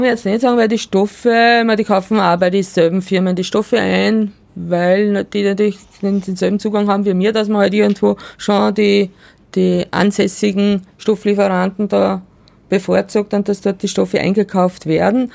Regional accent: Salzkammergut, Upper Austria, Austria; ich komme selber aus dem Salzkammergut

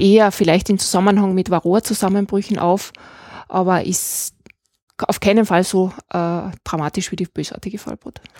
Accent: Klagenfurt, Carinthia, Austria; also born or lived in Graz; now in Moosburg, Austria; ich bin in Klagenfurt geboren. wir sind dann auf eine kleine Landwirtschaft nach Moosburg gezogen

